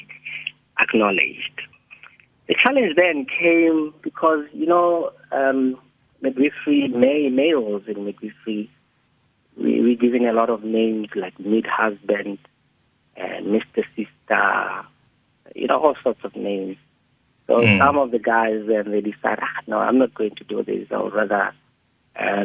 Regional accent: Lesotho; moved away; I came from Lesotho then

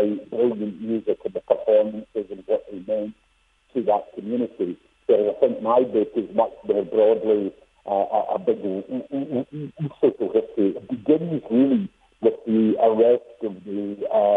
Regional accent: Scotland, United Kingdom; I was a child growing up in Scotland, where I'm from

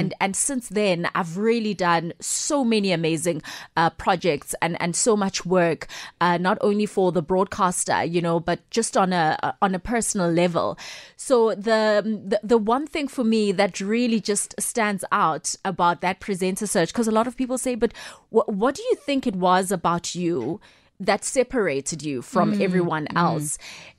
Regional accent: Soweto, Gauteng, South Africa; just the environment that I was growing up in Soweto, where there was just this love for football, you know?

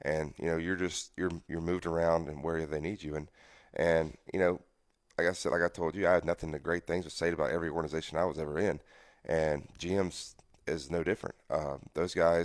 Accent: Mississippi, United States; I'm a Southern guy, you know. I'm from Mississippi, born and raised

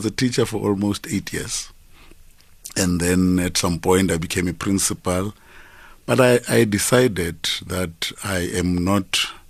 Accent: Polokwane, Limpopo, South Africa; I was born in Polokwane.

